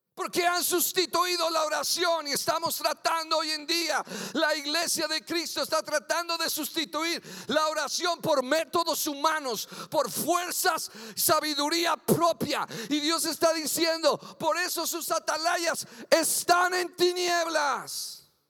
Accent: Mexico; Yo soy mexican curios, aleluya, nacido en Nopalilandia y seguiré siendo mexicano siempre

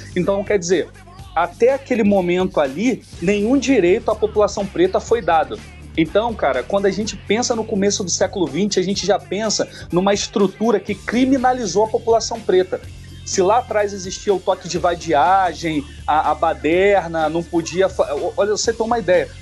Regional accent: Rio de Janeiro, Brazil; also born or lived in Campo Grande, Rio de Janeiro / Vargem Grande, Rio de Janeiro; Eu cresci na região ali de Vargem Grande, Vargem Pequena, meus, meus familiares eram dali. Então, mais ou menos com 12, anos eu fui para Campo Grande

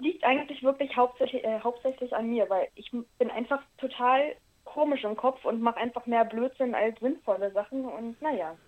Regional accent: Berlin, Germany; accent: Berlinisch; now in Brandenburg, Germany; ursprünglich bin ich ja auch eigentlich Berlinerin

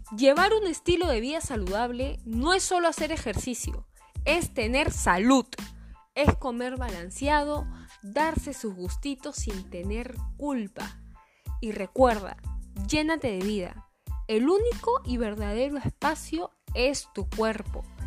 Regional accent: Callao, Peru; yo soy la Chalaca

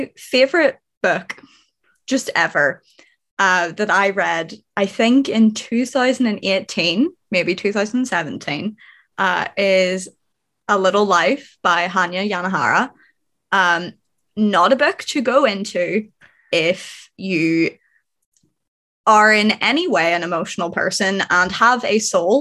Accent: Northern Ireland, United Kingdom; I am also from lovely, tiny, little, awful Northern Ireland

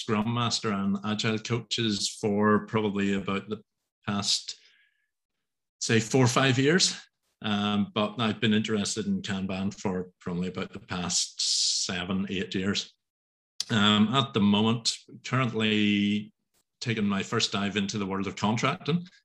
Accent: Northern Ireland, United Kingdom; I'm from Northern Ireland, quite a rural part of Northern

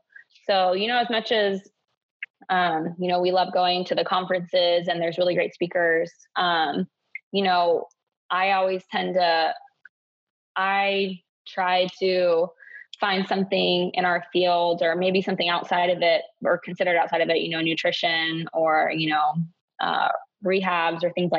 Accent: Germany; also born or lived in Hawaii, United States / Uzbekistan / Ukraine / North Macedonia; So I grew up over in Europe, in Germany, Uzbekistan, Ukraine, Macedonia. So yeah, I didn't grow up in the States.

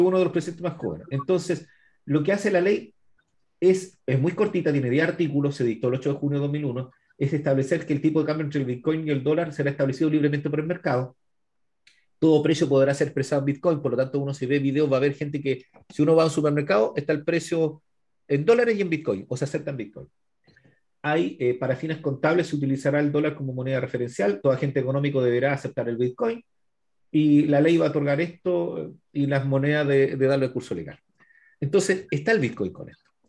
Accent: Araucanía, Chile; nosotros somos de la región de la Araucanía, que era la novena, o es la novena región

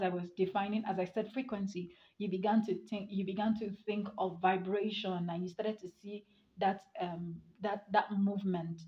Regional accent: Nigeria; as a Nigerian

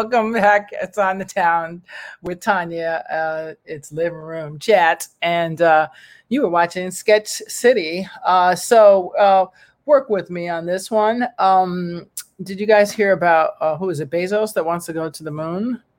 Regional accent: Ireland; born there; I was born in Ireland.

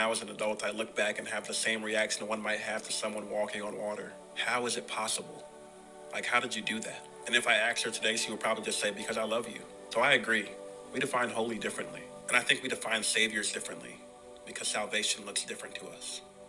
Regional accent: Chicago, Illinois, United States; I was born and raised in Chicago by a praying grandmother who worked as a CNA for 30 years.

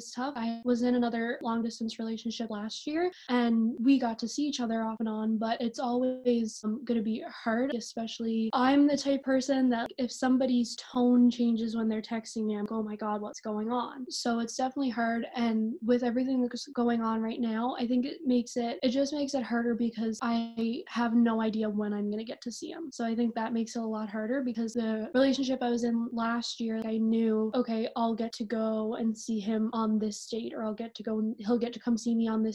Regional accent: Newfoundland and Labrador, Canada; moved away as an adult; now in Peterborough, Canada; I'm originally from Labrador, but I moved on here

